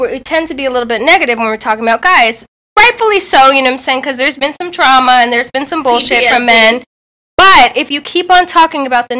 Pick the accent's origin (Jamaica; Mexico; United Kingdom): Jamaica; I'm Jamaican.